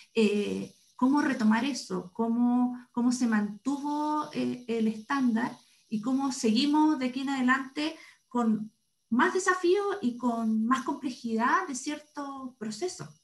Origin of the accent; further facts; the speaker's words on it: Santiago, Santiago Metropolitan Region, Chile; also born or lived in Viña del Mar; Yo soy santiaguina, estudié en la Universidad de Chile